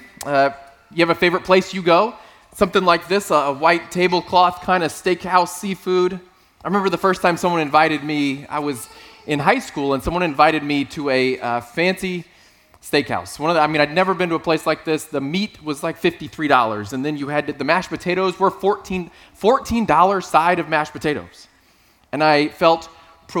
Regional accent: South Texas, United States; moved away; I grew up in South Texas

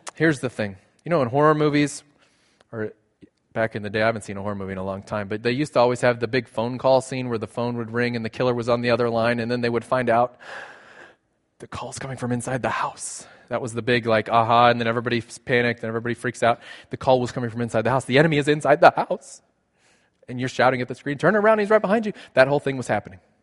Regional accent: South Texas, United States; moved away; I grew up in South Texas.

